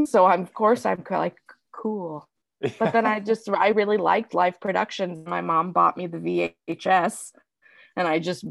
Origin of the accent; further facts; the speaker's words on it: Wilkes-Barre, Pennsylvania, United States; moved away as an adult; now in Kansas City, United States; I grew up in northeastern Pennsylvania